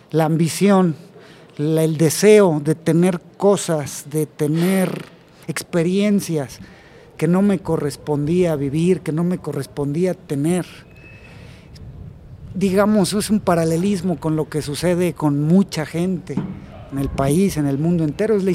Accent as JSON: {"language": "Spanish", "town": "Tampico", "region": "Tamaulipas", "country": "Mexico", "tie": "born or raised there", "said": "yo soy originario de provincia, soy de Tampico, Tamaulipas."}